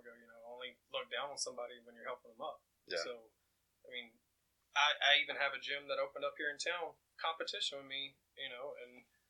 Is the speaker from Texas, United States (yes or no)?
no; Oakman, Alabama, United States; also born or lived in Mississippi; I grew up in the South, Mississippi, Alabama, the Bible Belt. I mean, Oakman has 900 people and like 17 churches, one red light.